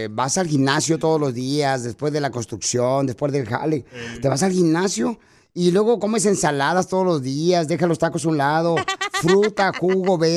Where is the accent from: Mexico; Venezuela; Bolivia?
Mexico; Jalisco; now in United States; porque aquí venimos de Jalisco a Estados Unidos.